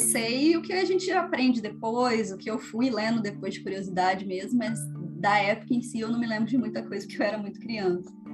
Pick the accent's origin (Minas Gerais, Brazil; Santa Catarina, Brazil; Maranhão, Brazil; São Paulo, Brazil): Minas Gerais, Brazil; Varginha; sou aqui de Varginha